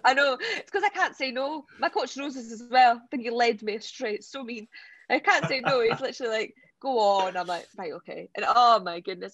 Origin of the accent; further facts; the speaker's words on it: Scottish Borders, Scotland, United Kingdom; where I was brought up in the Scottish borders